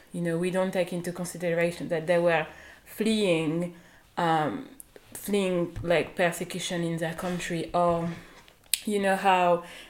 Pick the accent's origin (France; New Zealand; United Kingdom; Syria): France; also born or lived in Central African Republic; now in Lesbos, Greece; I was born in France, but my mom was born there